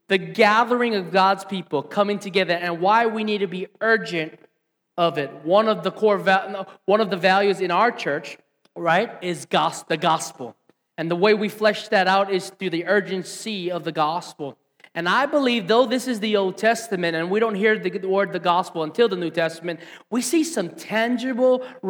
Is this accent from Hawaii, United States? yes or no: yes; Hilo, Hawaii, United States; I grew up right here in Hilo Town